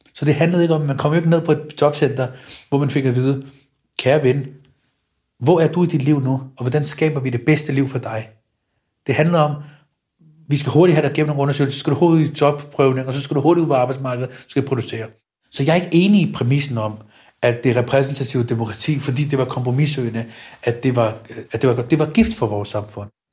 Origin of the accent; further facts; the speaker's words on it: Copenhagen, Capital Region of Denmark, Denmark; mit barndomshjem i Stengade 29. Jeg når ud på Nørrebrogade ved Elmegade. Da jeg voksede op